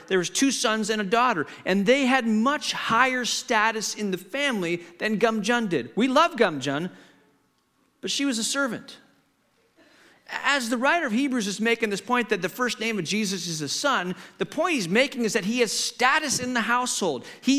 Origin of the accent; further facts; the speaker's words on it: Hong Kong; I grew up in Hong Kong. My parents were missionaries, and I grew up in the 60s and 70s in Hong Kong.